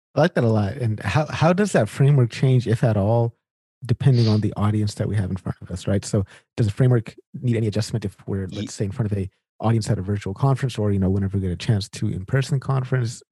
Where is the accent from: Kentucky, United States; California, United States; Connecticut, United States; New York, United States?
California, United States; Sacramento; moved away as an adult; now in Winnipeg, Canada; I grew up in in Sacramento, California